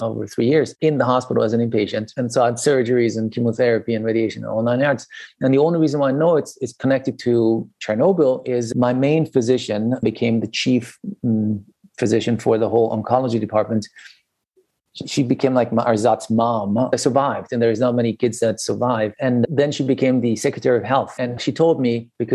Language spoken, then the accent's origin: English; Iran; now in Budapest, Hungary; I was growing up in Iran, in a country that was at that time a normal country, quote unquote.